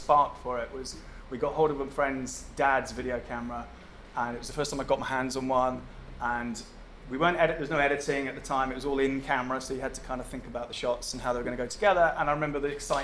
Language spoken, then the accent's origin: English; Helensburgh, Scotland, United Kingdom; I grew up in Helensborough